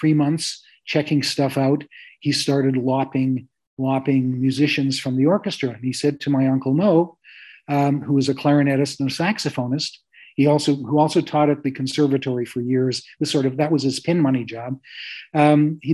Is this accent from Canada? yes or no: yes; Canada; I'm happy in my space as a Jew and as a Canadian.